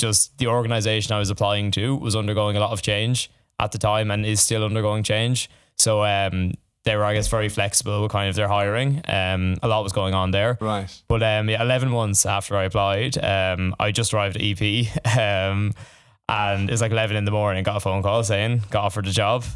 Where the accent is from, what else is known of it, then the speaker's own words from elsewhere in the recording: Tullamore, County Offaly, Ireland; moved away as an adult; now in Dublin, Ireland; I'm from the country, I'm not from Dublin. Uh, I'm from Tullamore initially